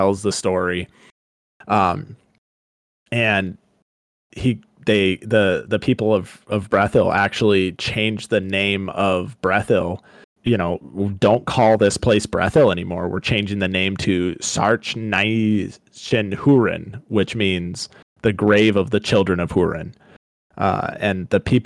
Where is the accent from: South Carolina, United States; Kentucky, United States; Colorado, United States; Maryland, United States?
Colorado, United States; Growing up in Colorado